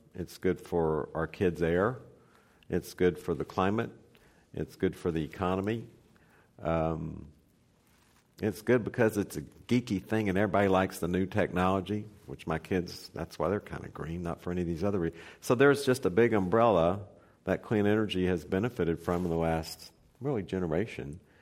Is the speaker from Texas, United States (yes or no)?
yes; near Beaumont, Texas, United States; Beaumont, Texas, which is right up the street from my hometown